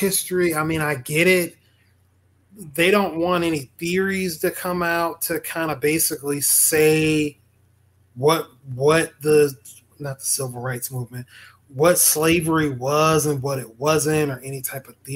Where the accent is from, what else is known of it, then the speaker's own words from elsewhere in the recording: Mississippi, United States; moved away; also born or lived in Jacksonville, Florida; I claim that I'm from Jacksonville. I'm actually from Mississippi